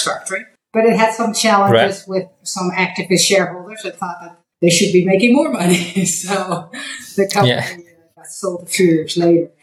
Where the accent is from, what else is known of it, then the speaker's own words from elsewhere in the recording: Netherlands; moved away as an adult; also born or lived in Hong Kong; now in United States; I'm from Holland